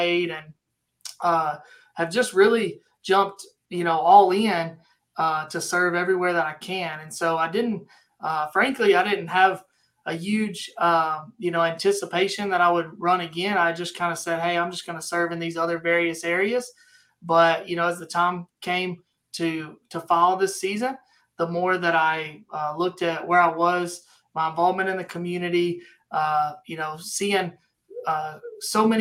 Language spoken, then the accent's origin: English; Hurley, Mississippi, United States; moved away as an adult; also born or lived in Waxahachie, Texas; now in Midlothian, United States; I'm from Mississippi, down on the coast, down near the Biloxi area, a little town called Hurley. That's where I was born and raised